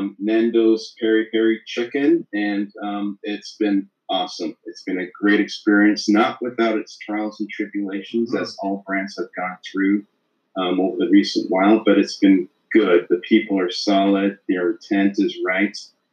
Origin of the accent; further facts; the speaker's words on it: Leeds, Yorkshire and the Humber, United Kingdom; now in Canada; Leeds, England.